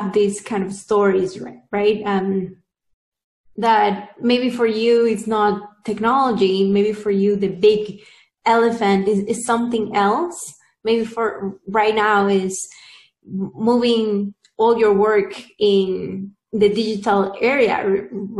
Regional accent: Peru; now in Silicon Valley, United States; I'm originally from Peru

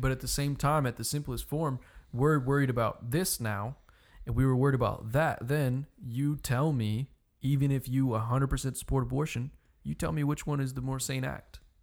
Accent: United States; I'm an American

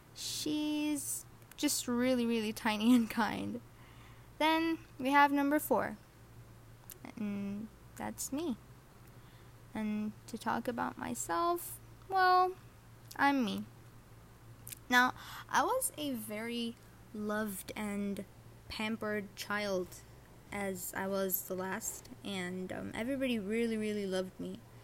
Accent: Saudi Arabia; English is a second language; I was born and raised in Saudi Arabia along with my other siblings.

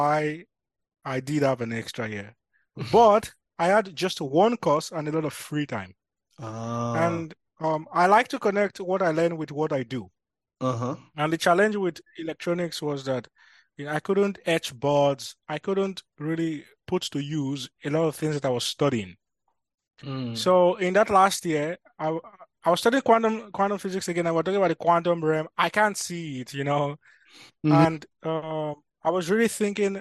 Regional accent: Nigeria; now in Amsterdam, Netherlands; I'm from Nigeria. So just a simple Yoruba boy.

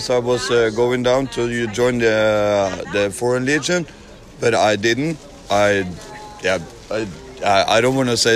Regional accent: Norway; From Norway.

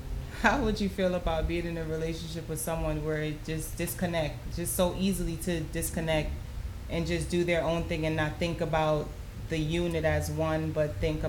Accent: Georgia, United States; I'm from Georgia-ish

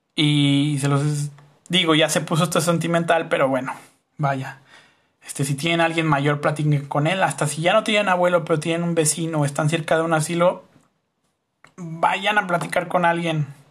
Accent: Mexico; como raza, ya ni siquiera como sociedad mexicana

